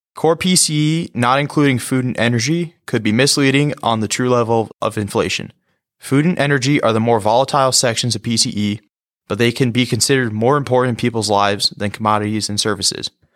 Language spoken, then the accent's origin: English; West Nyack, New York, United States; my hometown is West Nyack, New York